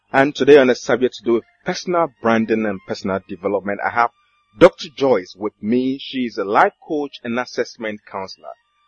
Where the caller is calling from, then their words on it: Accra, Greater Accra, Ghana; I'm here from Accra, Ghana.